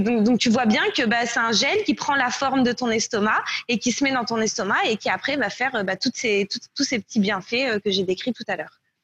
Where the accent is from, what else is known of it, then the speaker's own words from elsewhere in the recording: France; moved away as an adult; also born or lived in Canada / Nicaragua; je suis française, mais de retour en France seulement depuis euh, un peu plus d'un an et demi maintenant. Euh, j'ai vécu au Canada en fait, où j'ai déménagé en 2013 pour étudier au HEC